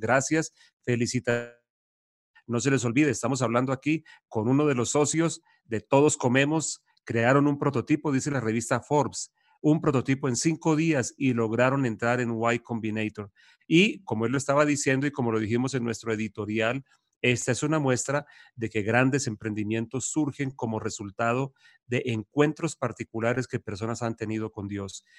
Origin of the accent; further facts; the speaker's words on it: Bucaramanga, Santander, Colombia; Todos somos de Bucaramanga